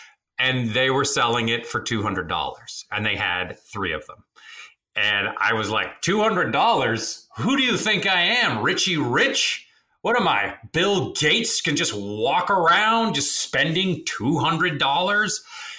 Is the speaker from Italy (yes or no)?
yes; Rome, Lazio, Italy; born there; And so I was born in Rome.